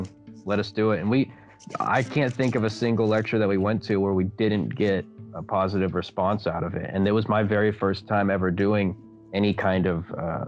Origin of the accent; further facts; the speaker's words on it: Tulsa, Oklahoma, United States; moved away; we went up to my hometown in Tulsa, Oklahoma